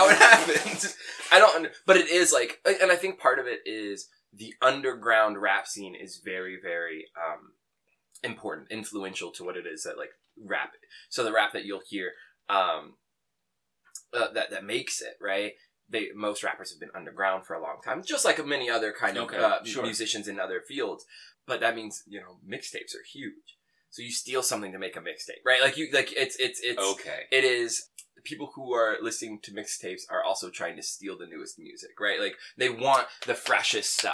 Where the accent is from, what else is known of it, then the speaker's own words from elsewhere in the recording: Midwest, United States; I grew up in the Midwest